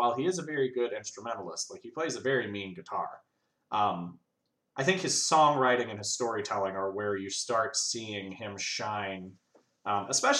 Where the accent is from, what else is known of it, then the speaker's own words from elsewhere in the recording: Texas, United States; also born or lived in Louisiana; I grew up in Texas